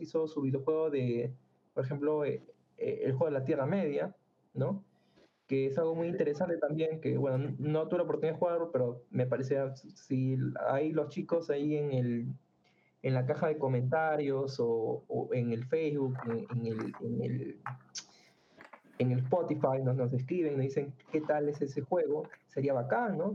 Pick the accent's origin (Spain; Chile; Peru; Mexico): Peru; nosotros somos acá de Perú